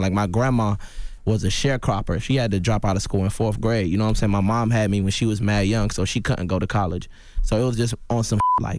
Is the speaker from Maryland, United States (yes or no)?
yes; Maryland, United States; also born or lived in Raleigh, United States / Florence, United States; So I was born in Raleigh, North Carolina. I lived a little bit in Florence, South Carolina. And then I moved to Maryland when I was 10. And so that's where I kind of like became who I was.